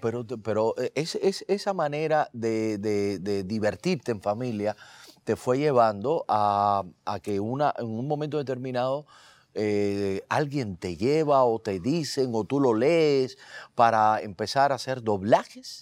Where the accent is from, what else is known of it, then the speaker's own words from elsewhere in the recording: Cuba; moved away as an adult; now in Miami, United States; somos cubanos